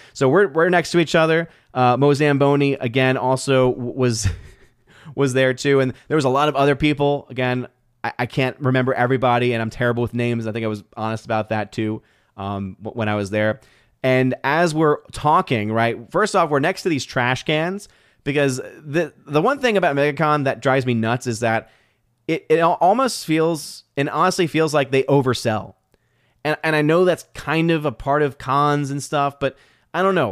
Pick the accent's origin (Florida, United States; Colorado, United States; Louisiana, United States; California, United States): Louisiana, United States; New Orleans; I'm born and raised in New Orleans